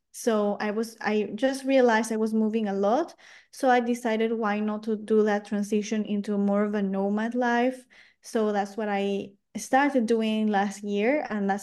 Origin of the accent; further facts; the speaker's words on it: Lima, Peru; English is a second language; moved away; also born or lived in France; So I grew up until 2014 in Lima, in Peru.